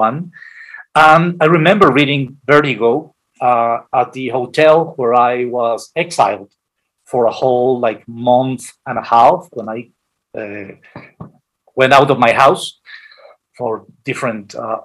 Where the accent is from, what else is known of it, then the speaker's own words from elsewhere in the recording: Guadalajara, Jalisco, Mexico; moved away as an adult; also born or lived in Mexico City; coming from Guadalajara, my hometown, to Mexico City